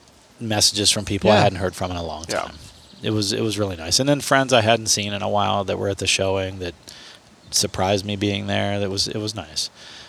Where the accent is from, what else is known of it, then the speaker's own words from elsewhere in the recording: United States; moved away; someone else had tagged me in a post from my hometown